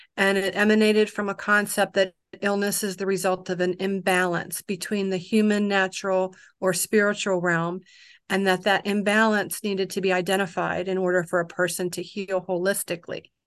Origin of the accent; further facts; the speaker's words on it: Kodiak, Alaska, United States; I'm from Kodiak